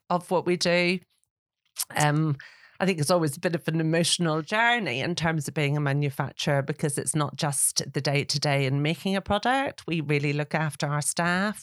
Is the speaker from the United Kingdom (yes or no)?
yes; Northern Ireland, United Kingdom; now in England; I'm from Northern Ireland